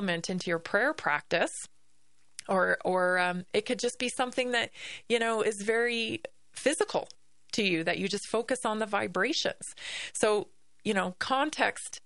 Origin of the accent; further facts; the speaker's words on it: Victoria, British Columbia, Canada; I grew up in the Pacific Northwest, of course, on Vancouver Island, Victoria, BC